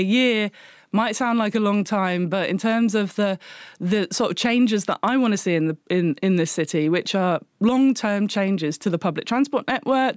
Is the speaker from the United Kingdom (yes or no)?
yes; England, United Kingdom; moved away as an adult; now in Glasgow, United Kingdom